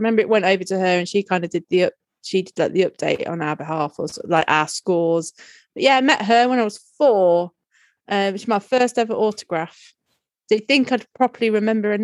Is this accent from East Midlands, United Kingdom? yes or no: yes; Lincolnshire coast, East Midlands, United Kingdom; I grew up on the Lincolnshire coast, so many caravans